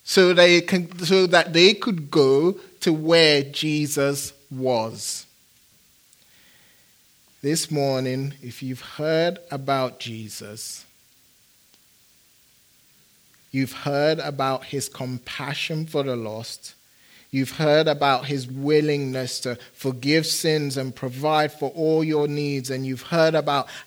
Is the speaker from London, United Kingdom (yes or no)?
yes; London, United Kingdom; moved away as an adult; also born or lived in Phoenix; now in United States; growing up in London